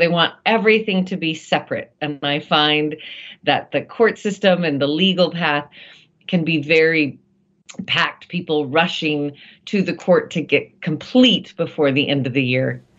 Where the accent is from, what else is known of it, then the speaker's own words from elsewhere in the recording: United States; here in my home country of the United